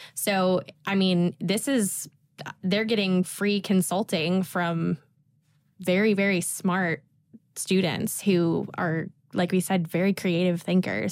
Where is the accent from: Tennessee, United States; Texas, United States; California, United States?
Tennessee, United States; I'm from a really small town in Tennessee